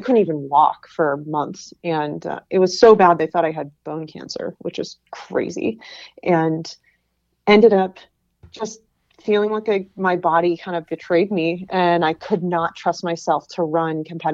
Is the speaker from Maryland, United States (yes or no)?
no; New Hampshire, United States; moved away as an adult; also born or lived in Pennsylvania; I grew up in New Hampshire